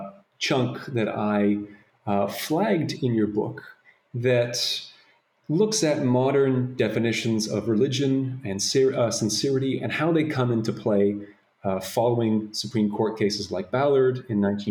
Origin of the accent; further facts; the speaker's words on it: Toronto, Ontario, Canada; I'm from Toronto, Canada myself